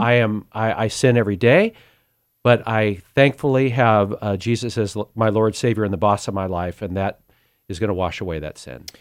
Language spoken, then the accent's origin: English; Sacramento, California, United States; I was born in South Sacramento in a middle class area. It was a bit of a rough area. Family of six